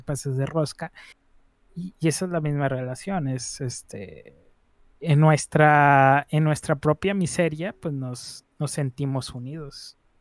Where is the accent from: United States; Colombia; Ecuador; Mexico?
Mexico; northern Mexico; aquí somos, así somos en el norte, somos bien jale, pero también somos bien, bien tomadores